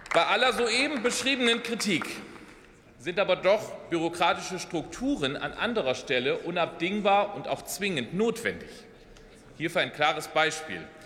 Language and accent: German; Oldenburg Münsterland, Lower Saxony, Germany; im Oldenburger Münsterland, meiner Heimatregion